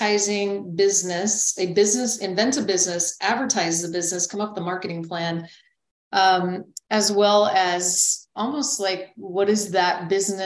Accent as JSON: {"language": "English", "region": "New Mexico", "country": "United States", "tie": "born or raised there", "also_born_or_lived": "Nebraska / Minnesota", "moved": "yes", "said": "I grew up actually in New Mexico. So while I was born in Nebraska, both my parents were raised in Nebraska, we found ourselves through my father's job in New Mexico."}